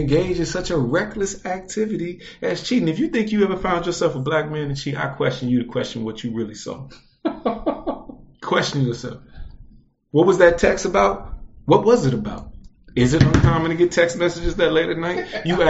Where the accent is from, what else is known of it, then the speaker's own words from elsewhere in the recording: United States; I grew up as an American